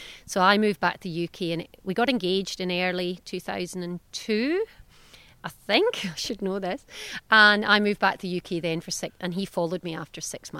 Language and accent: English; Australia; moved away as an adult; now in Scotland